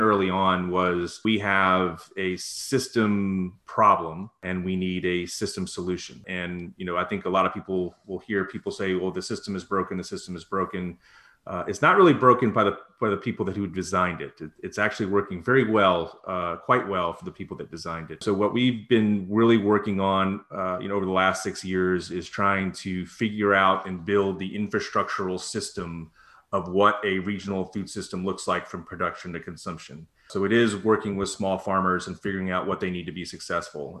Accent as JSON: {"language": "English", "region": "Northern Virginia", "country": "United States", "tie": "born or raised there", "moved": "yes", "lives_now": "Charlotte, United States", "said": "I grew up in Northern Virginia"}